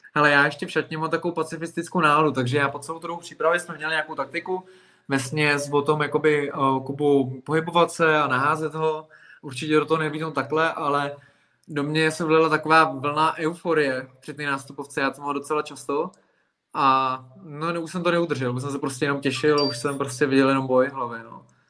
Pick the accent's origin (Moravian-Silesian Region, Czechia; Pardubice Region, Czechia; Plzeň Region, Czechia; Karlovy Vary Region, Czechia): Plzeň Region, Czechia; Plzeň; moved away as an adult; now in Prague, Czechia; já jsem Plzeňák a potom jsem se přestěhoval do Prahy záměrně kvůli sportu